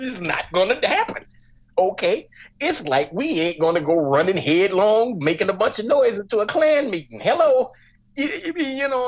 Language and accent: English; Chicago, Illinois, United States; I grew up just as the crack epidemic was exploding in Englewood, in Chicago